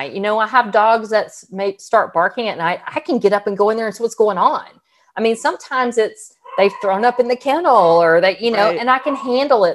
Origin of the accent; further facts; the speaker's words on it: Texas, United States; We're from Texas.